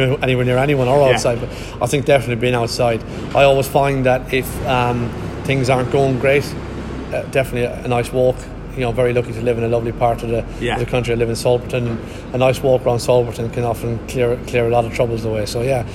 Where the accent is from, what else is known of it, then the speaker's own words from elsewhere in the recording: Ireland; now in Gloucestershire, United Kingdom; I am very Irish, and I am, you know, but I've lived in Gloucestershire longer than I lived in Ireland